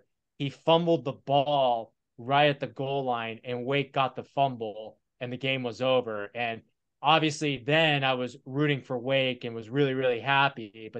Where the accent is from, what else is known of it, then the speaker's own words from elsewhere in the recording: Winston-Salem, North Carolina, United States; I grew up in Winston-Salem.